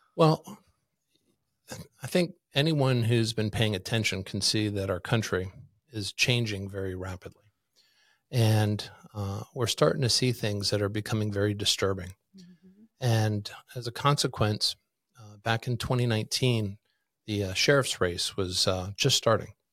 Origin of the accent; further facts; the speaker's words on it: Washington, District of Columbia, United States; moved away as an adult; also born or lived in Maryland / Virginia; now in Kootenai County, Idaho, United States; I grew up in Washington, D.C. as a kid.